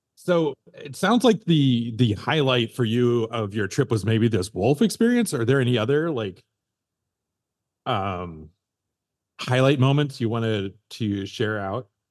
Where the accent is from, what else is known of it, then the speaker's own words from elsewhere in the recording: Yellowstone, Wyoming, United States; growing up in Yellowstone